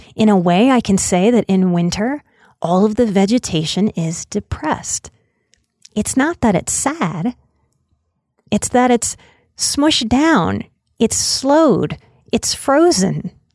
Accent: outside of New Orleans, Louisiana, United States; moved away; growing up outside of New Orleans

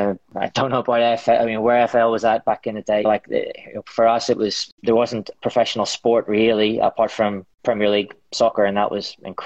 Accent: Ireland; Yeah, I guess it's sharing or social.

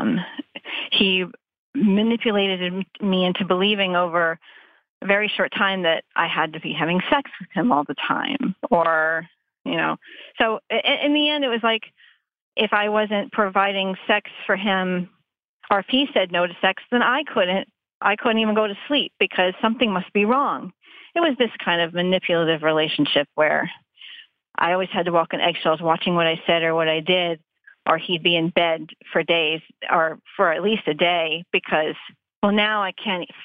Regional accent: Texas, United States; moved away; I grew up in Texas actually. So, and I don't live there anymore

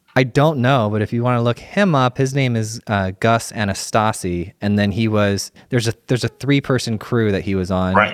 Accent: Sarasota, Florida, United States; my wife and I were born and raised in Sarasota

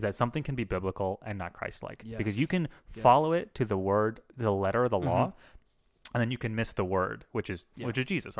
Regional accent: Philippines; I'm a Filipino racist. I can do it.

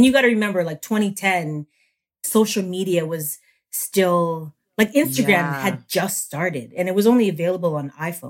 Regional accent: Toronto, Ontario, Canada; moved away as an adult; also born or lived in New York City, United States; now in Sweden; So I'm born and raised in Toronto, Canada. And my dad's side of the family is American. And my mom is Filipino, but they both met in Canada.

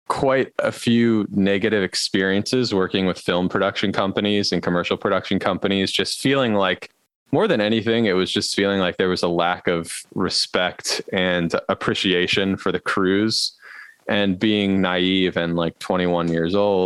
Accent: Baltimore, Maryland, United States; my roots are here in Baltimore. My father was a small business owner. I saw him start a small business and grow it from scratch from the time before I was born down on Light Street in Federal Hill. And so I grew up here

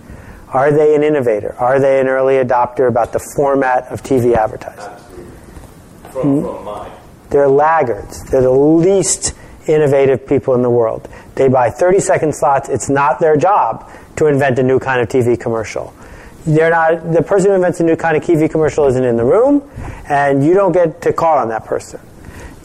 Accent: Buffalo, New York, United States; when I was growing up in Buffalo

